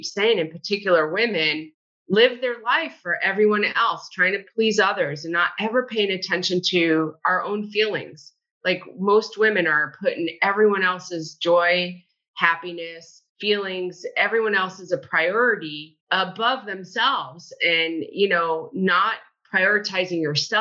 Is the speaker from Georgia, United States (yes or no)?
no; Connecticut, United States; born or raised there; now in Dunedin, United States